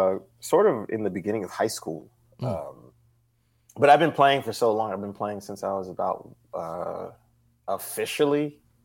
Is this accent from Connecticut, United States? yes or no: yes; New Haven, Connecticut, United States; growing up in New Haven and doing gigs and everything, I was the youngest person.